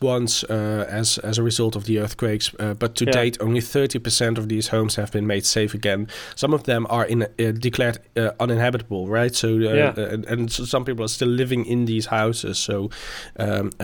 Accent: near Zundert, North Brabant, Netherlands; near my hometown, so west of Brabant, not in the east

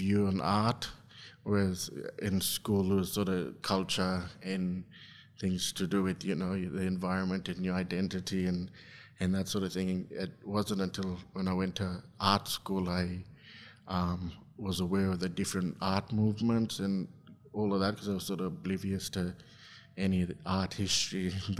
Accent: Injinoo, Queensland, Australia; also born or lived in Mount Isa; I'm from Injinu, a small community at the very top of Cape York Peninsula.

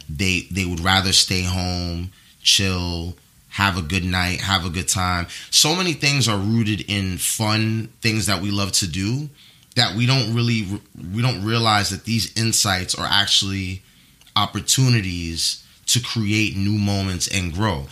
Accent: New York City, New York, United States; I was raised in the Bronx

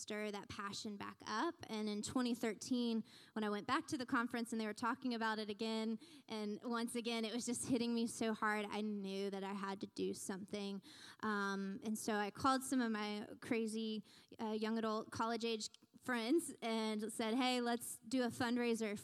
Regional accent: Newnan, Georgia, United States; now in Smyrna, United States; I was born and raised in Noonan

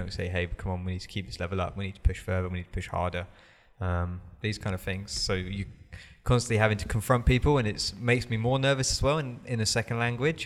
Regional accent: England, United Kingdom; moved away; I'm English.

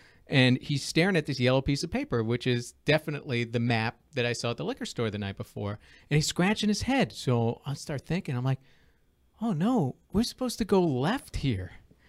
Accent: East Islip, New York, United States; born or raised there

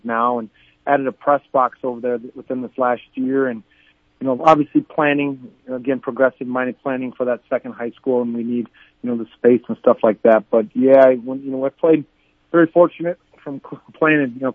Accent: Chester, South Dakota, United States; a small town kid growing up in Chester, South Dakota

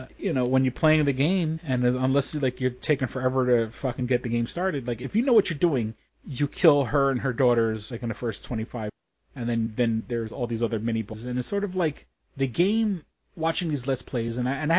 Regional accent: New York City, New York, United States; I grew up on the edge of China

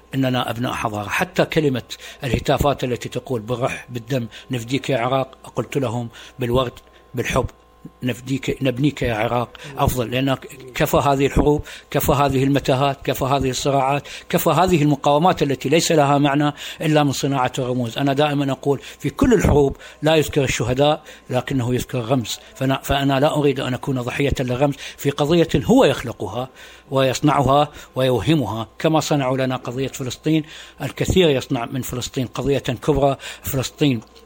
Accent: Suq al-Shuyukh, Dhi Qar, Iraq; كان مسقط راسي في مدينه سوق الشيوخ بمحافظه ذقار

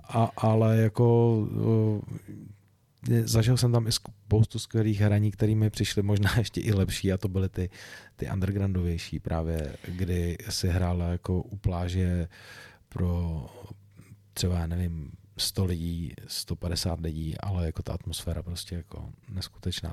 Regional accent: Czechia; u nás v Čechách

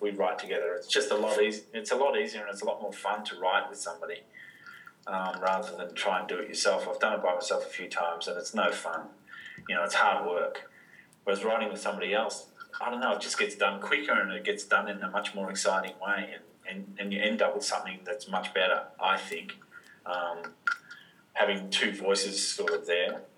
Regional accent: Wodonga, Victoria, Australia; I grew up in in Wodonga

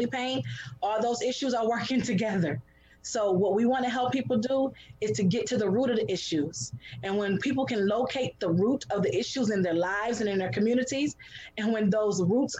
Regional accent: Detroit, Michigan, United States; I was born and raised in Detroit.

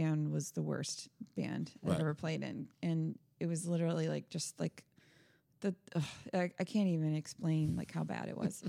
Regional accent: Florida, United States; We're from Florida.

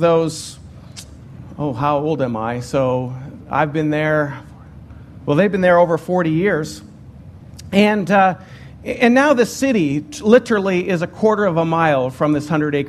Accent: Ottawa, Ontario, Canada; moved away as an adult; I'm from Ottawa, Ontario

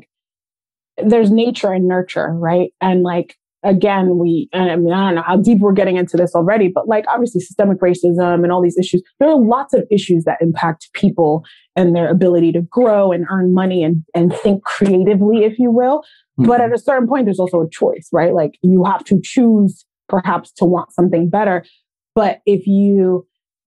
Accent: New York City, New York, United States; moved away as an adult; also born or lived in Long Island, New York; now in California, United States; I actually grew up in a couple of different parts of Queens, but Far Rockaway, which is, I tell people, like, I grew up on the beach in New York

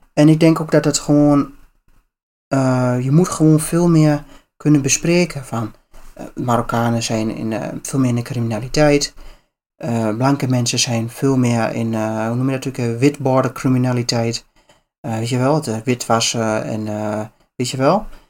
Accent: Netherlands

